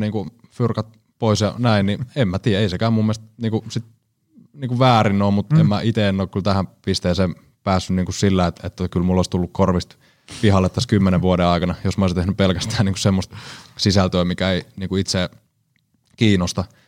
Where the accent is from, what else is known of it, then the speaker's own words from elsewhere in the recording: Seinäjoki, South Ostrobothnia, Finland; also born or lived in Kuortane / Alavus / Härmä; Itsehän olen Seinäjoelta.